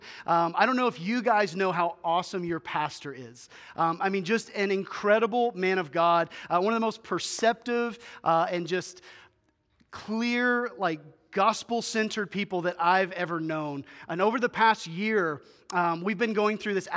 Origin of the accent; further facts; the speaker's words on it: Memphis, Tennessee, United States; moved away as an adult; now in Bismarck, United States; we were originally born and raised in Memphis, Tennessee